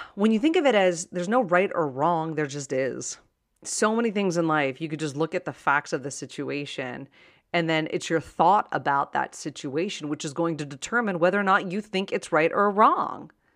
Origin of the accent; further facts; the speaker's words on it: Pittsburgh, Pennsylvania, United States; I was born and raised in Pittsburgh, and that's the word they use in Pittsburgh, yins